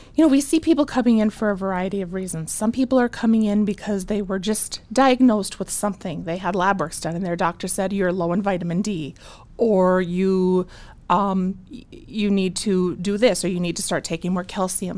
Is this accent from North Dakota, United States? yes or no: yes; Bismarck, North Dakota, United States; moved away as an adult; also born or lived in Moorhead, Minnesota; born and raised in Bismarck. So I'm from Bismarck